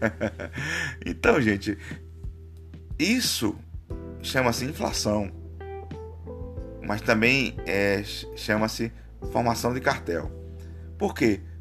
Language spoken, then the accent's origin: Portuguese; Aracaju, Sergipe, Brazil; now in São Paulo, Brazil; eu estou em São Paulo, eu moro em São Paulo por enquanto, mas eu sou de Aracaju, Sergipe, todo mundo que me acompanha sabe.